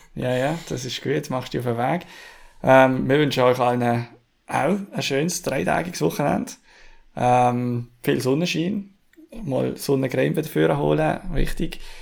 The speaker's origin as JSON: {"language": "German", "country": "Switzerland", "said": "wir uns jetzt hier als Schweizer"}